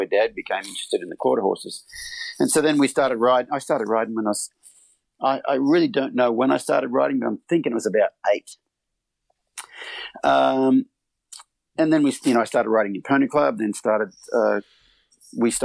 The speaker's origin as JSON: {"language": "English", "country": "Australia", "tie": "born or raised there", "moved": "as an adult", "lives_now": "United States", "said": "I grew up in Australia on a 1,200-acre mixed farm"}